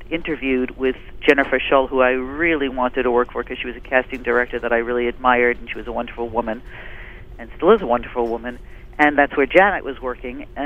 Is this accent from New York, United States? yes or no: yes; New York, United States; I grew up in New York